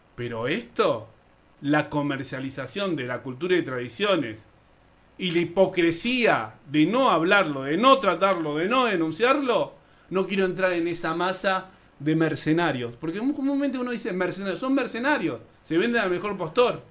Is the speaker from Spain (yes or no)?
no; Buenos Aires, Argentina; also born or lived in Lomas de Zamora; Nací en Lugano, en la Villa 20